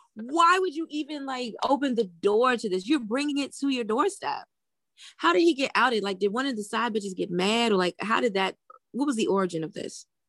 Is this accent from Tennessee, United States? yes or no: no; Washington, District of Columbia, United States; also born or lived in Greensboro, North Carolina; when I came home from Bennett, I worked at the one at Howard, um, on Georgia Avenue